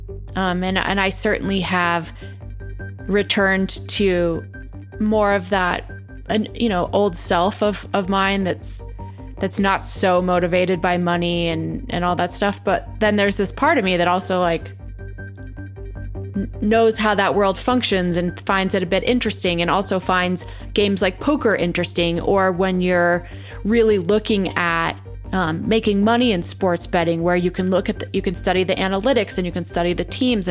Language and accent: English; Colorado, United States; growing up in Colorado